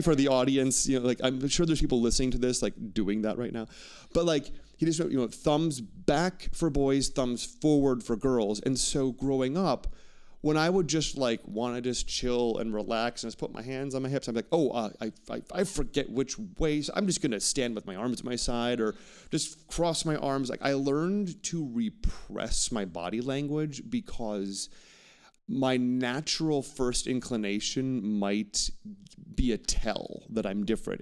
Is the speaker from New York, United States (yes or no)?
no; Wauwatosa, Wisconsin, United States; I would never say I'm from the Milwaukee or the Wauwatosa," my suburb